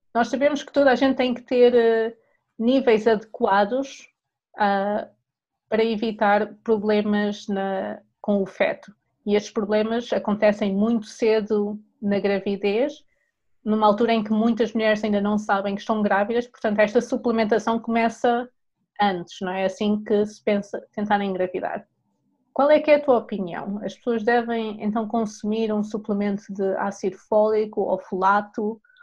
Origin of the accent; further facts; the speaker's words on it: Portugal; sendo portuguesa, em minha casa, a proteína sempre foi o, o aspecto principal do prato